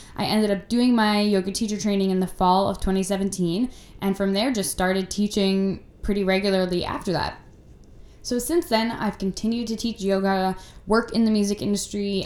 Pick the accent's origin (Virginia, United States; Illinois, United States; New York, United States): New York, United States; I grew up in New York, where I still live now